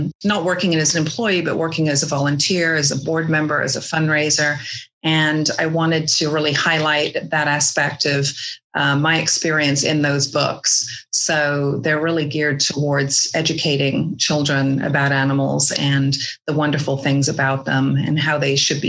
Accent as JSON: {"language": "English", "region": "England", "country": "United Kingdom", "tie": "born or raised there", "moved": "as an adult", "lives_now": "American West, United States", "said": "I grew up in England till I was 20 years old."}